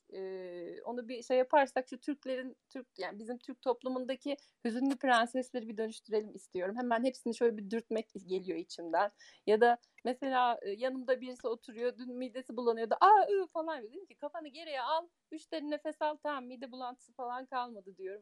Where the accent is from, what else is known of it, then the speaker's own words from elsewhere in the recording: Germany; Almanya'da doğdum, büyüdüm